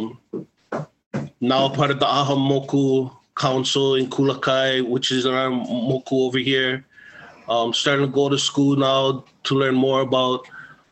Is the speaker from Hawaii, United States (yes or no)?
yes; Hawaii, United States; also born or lived in Samoa / Maui; I was born in Samoa, raised here in Hawaii, Hanai by the Kale Kai Ohana, Naki no Ohana, and Raisin Wahe and Kihe